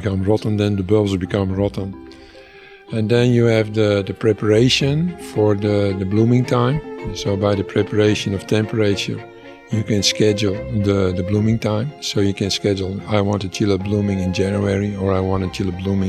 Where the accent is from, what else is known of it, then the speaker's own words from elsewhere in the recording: Netherlands; moved away as an adult; now in Dafeng, China; I'm a Dutch guy. I come from Holland. I'm born in a tulip growers family.